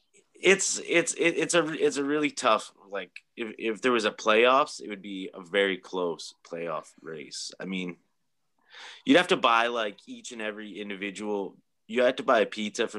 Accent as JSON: {"language": "English", "town": "Sault Ste. Marie", "region": "Ontario", "country": "Canada", "tie": "born or raised there", "also_born_or_lived": "Batchewana First Nation / Garden River", "moved": "yes", "said": "I grew up in kind of between all three. Like, I'm a member of Batchewana First Nation, so that's where that was my first home I can remember, my mother, and Garden River, where my grandmother's from, and Sault Ste. Marie."}